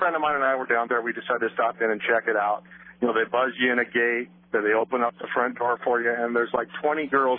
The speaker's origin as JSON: {"language": "English", "town": "Portland", "region": "Oregon", "country": "United States", "tie": "born or raised there", "said": "I grew up in Portland."}